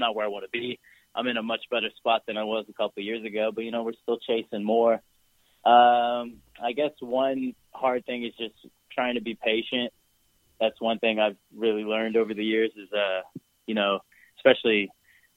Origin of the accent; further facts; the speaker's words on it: United States; I'm from America